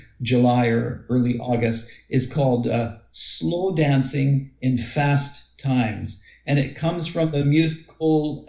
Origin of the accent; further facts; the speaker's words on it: Windsor, Ontario, Canada; also born or lived in Toronto, Canada; now in Guelph, Canada; the area that I grew up in the Windsor, Detroit area.